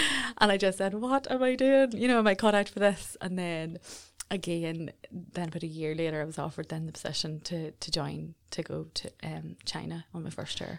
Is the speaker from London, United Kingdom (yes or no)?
no; Jonesborough, Northern Ireland, United Kingdom; I'm originally from Jonesboro, a little village, village in South Armagh. I grew up the youngest